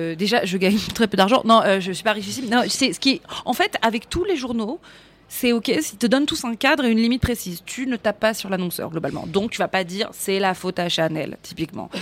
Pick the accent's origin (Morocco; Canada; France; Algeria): France; Paris, Île-de-France; on voit que je suis parisienne, on voit que je suis d'ici